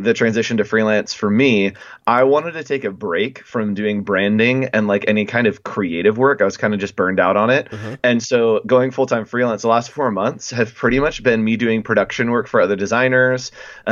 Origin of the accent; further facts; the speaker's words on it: Northern California, United States; now in Southern California, United States; I'm originally from Northern California, but I live here in Southern California now.